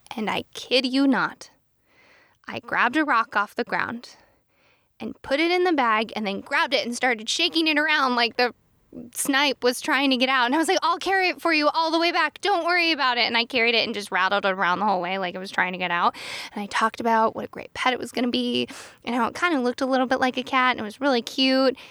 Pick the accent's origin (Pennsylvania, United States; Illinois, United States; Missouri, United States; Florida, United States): Pennsylvania, United States; I am from Pennsylvania